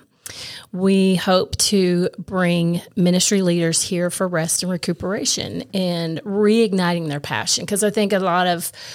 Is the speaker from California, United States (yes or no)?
no; Morristown, Tennessee, United States; also born or lived in Kingsport, Tennessee; I grew up in Morristown, born in Kingsport, grew up in Morristown